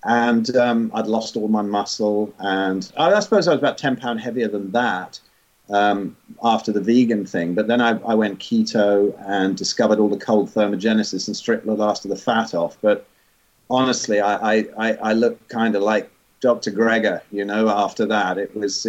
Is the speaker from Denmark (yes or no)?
no; England, United Kingdom; I was born in 62 in England and ended up here up north